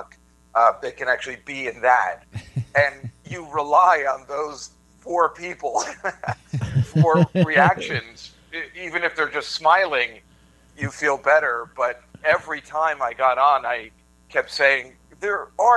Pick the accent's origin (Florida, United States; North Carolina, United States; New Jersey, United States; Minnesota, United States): New Jersey, United States; Edison; I'm from Edison